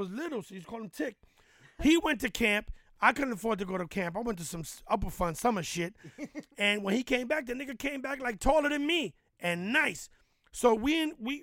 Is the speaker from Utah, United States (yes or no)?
no; New York City, New York, United States; I'm from Harlem